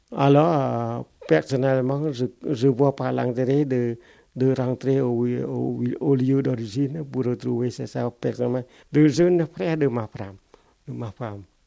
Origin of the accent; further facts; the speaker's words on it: Cambodia; French is a second language; moved away as an adult; also born or lived in Phnom Penh, Cambodia; now in Toulouse, France; moi et une, autre Cambodgienne